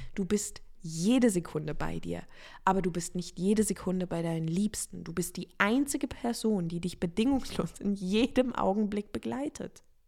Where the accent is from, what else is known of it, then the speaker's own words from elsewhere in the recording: Offenburg area, Baden-Württemberg, Germany; moved away; also born or lived in Freiburg; ich habe jetzt diesen Umzug von Freiburg nach Offenburg gemacht